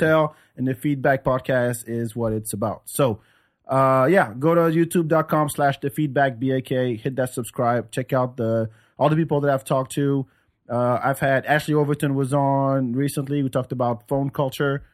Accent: France; moved away as an adult; also born or lived in Senegal; now in United States; growing up in France

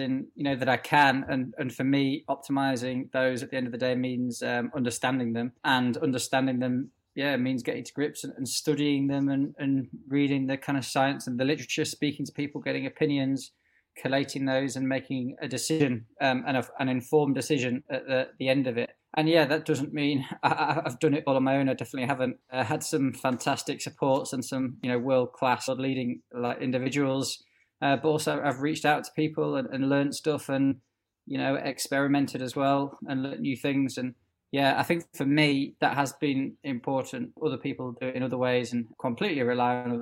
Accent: Yorkshire and the Humber, United Kingdom; being a Yorkshireman

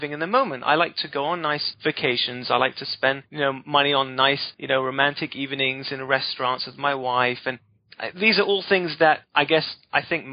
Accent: United Kingdom; I'm British

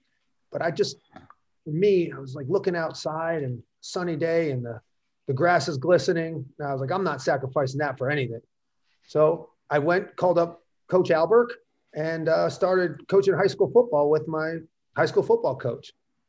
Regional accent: Fair Lawn, New Jersey, United States; my hometown of Fairlawn, New Jersey

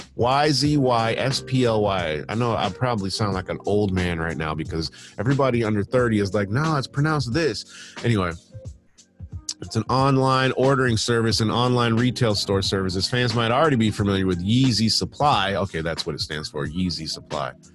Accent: Michigan, United States; moved away as an adult; now in United Kingdom; when I was a kid, when I grew up in Michigan, I lived in a townhouse

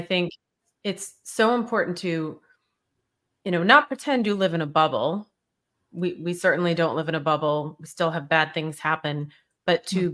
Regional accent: Boston, Massachusetts, United States; I'm from Boston

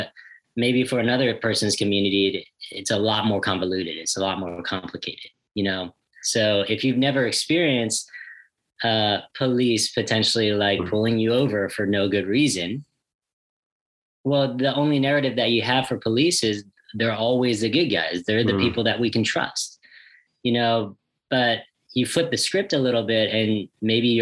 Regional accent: United States; I grew up here in the States

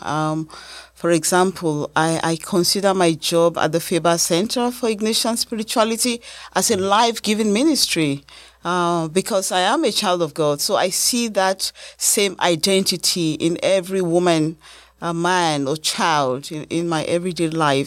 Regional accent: Nigeria; now in United States; as a Nigerian American

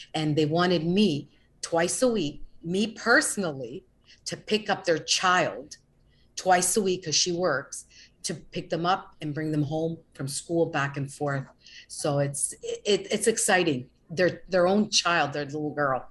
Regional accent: Canada; moved away as an adult; now in Florida, United States; I'm originally from Canada. Originally, I moved to Florida 22 years ago

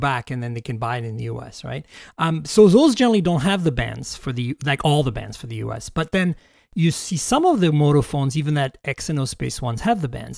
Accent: Canada; now in United States; I'm Canadian

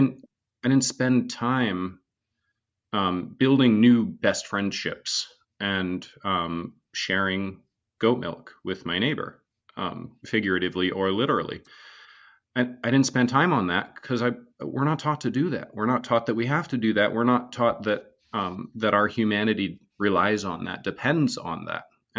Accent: Vermont, United States; So I grew up in Northern Vermont, all the way in the middle of nowhere.

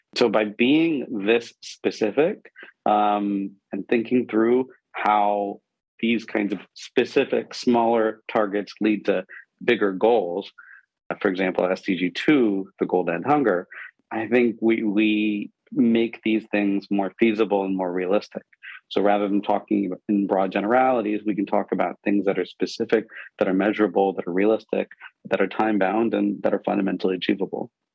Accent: Pakistan; I grew up in Pakistan

